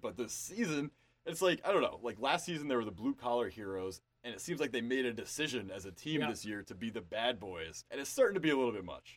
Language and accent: English; New York, United States; my home state of New York